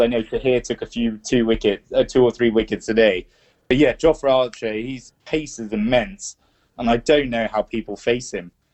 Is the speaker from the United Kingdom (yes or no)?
yes; England, United Kingdom; I was born in England too